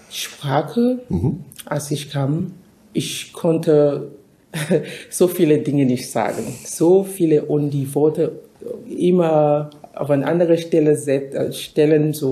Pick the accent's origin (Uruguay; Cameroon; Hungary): Cameroon; moved away as an adult; also born or lived in United States; now in Germany; ich komme ursprünglich aus Kamerun, da bin ich geboren. Ich habe meine Ausbildung in Kamerun abgeschlossen, habe ich auch ein Studium abs äh, absolviert in Kamerun. Dann bin ich nach Amerika äh, gegangen